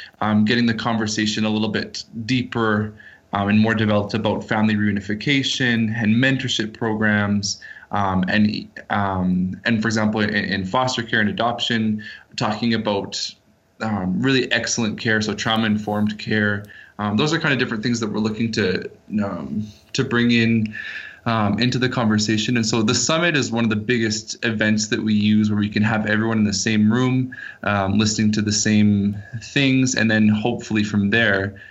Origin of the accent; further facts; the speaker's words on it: Canada; moved away as an adult; now in Guatemala; I was born and raised in Canada